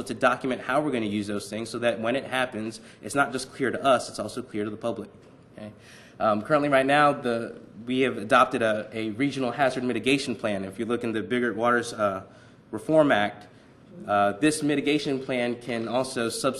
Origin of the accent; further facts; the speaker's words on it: Virginia Beach, Virginia, United States; now in Norfolk, United States; I grew up in Virginia Beach